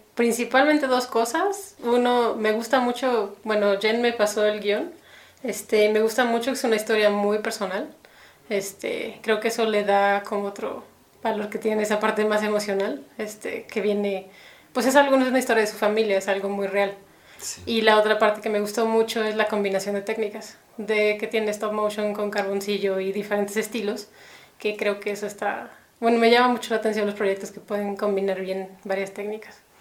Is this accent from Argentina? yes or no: no; Mexico City, Mexico; moved away as an adult; also born or lived in United States; now in Guadalajara, Mexico; casi toda la vida he vivido en México